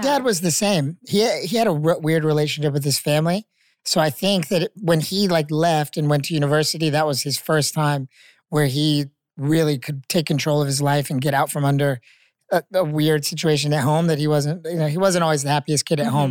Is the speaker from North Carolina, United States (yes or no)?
yes; Chapel Hill, North Carolina, United States; moved away; I'm from Chapel Hill